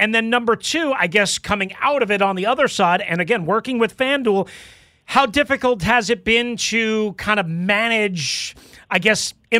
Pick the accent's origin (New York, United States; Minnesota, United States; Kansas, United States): New York, United States; Because I remember growing up on Long Island, my dad, who worked for the Long Island Railroad, he'd come back with the football cards